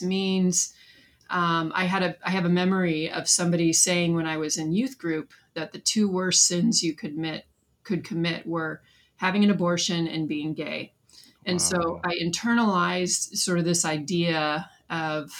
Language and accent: English; Southern California, United States; I was born and raised in Southern California